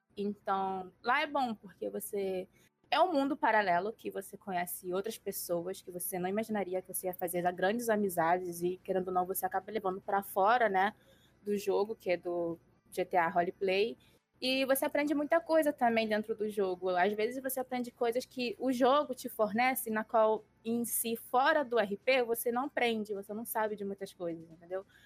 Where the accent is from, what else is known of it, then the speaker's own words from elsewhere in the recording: Rio de Janeiro, Brazil; tenho 24 anos e sou do Rio de Janeiro